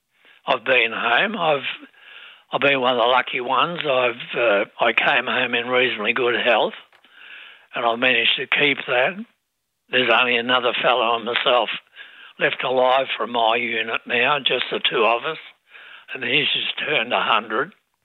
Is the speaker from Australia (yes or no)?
yes; Australia; being an Australian soldier in the Australian Imperial Force.